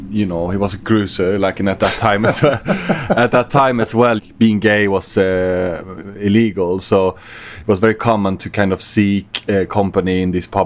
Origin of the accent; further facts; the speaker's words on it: Sweden; now in London, United Kingdom; So I'm Swedish.